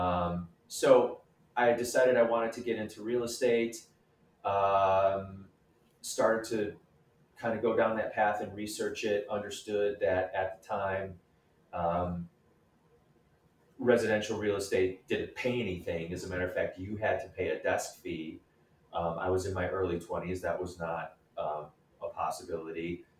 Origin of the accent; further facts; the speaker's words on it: Hamtramck, Michigan, United States; moved away as an adult; also born or lived in Royal Oak, Michigan; now in Chicago, United States; I was am originally from Hamtramck, Michigan